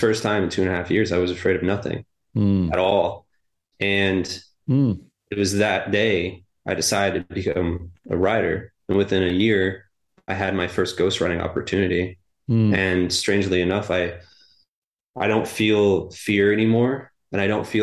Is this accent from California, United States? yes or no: no; Maine, United States; I grew up in Maine on the coast